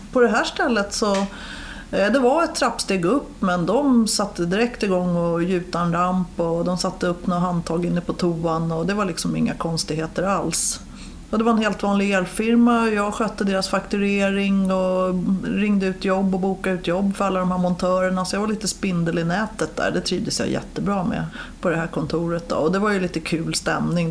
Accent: Stockholm, Stockholm County, Sweden; jag är uppväxt i de södra förorterna, i Årsta

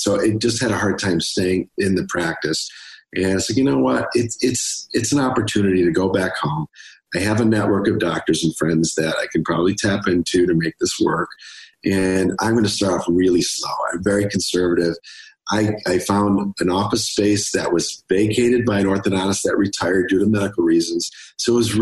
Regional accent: Rochester, New York, United States; also born or lived in Buffalo; Rochester's my hometown.

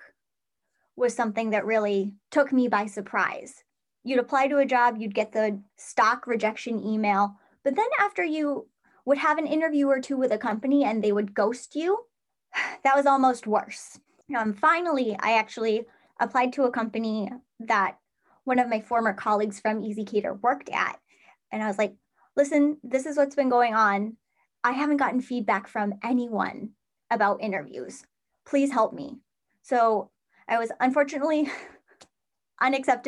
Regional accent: Central New York, United States; my territory is actually Central New York, which is wild. It's my hometown

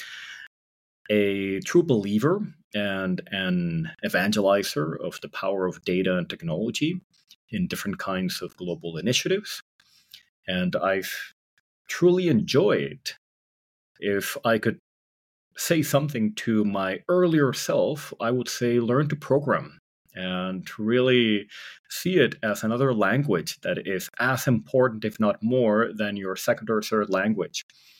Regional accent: San Francisco Bay Area, California, United States; I grew up in the San Francisco Bay Area

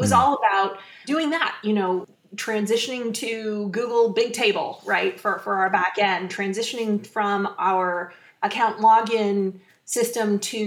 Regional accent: Menlo Park, California, United States; I grew up in Menlo Park

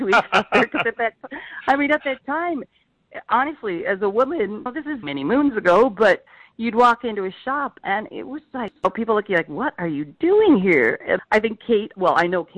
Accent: Eastern Washington, United States; moved away; I grew up in Eastern Washington

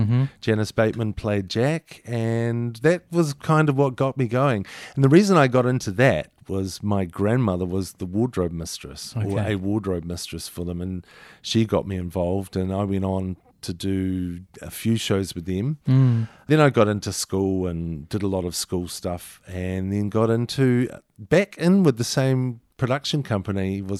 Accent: Christchurch, Canterbury, New Zealand; Grew up in Christchurch, went to Avonhead Primary, then went to Kirkwood Intermediate and St. Thomas's, St. Thomas's College.

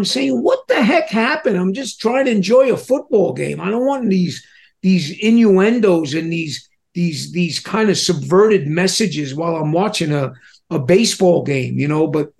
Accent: New York City, New York, United States; also born or lived in Staten Island; I grew up in Manhattan. I lived in Staten Island.

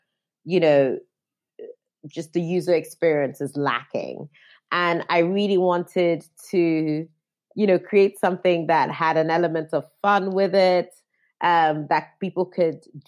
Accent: Nigeria; now in London, United Kingdom; I'm Nigerian

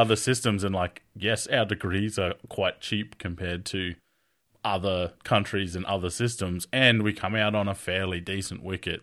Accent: Australia; I'm from Australia

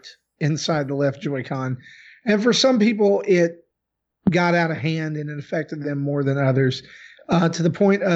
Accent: the South, United States; I'm from the South

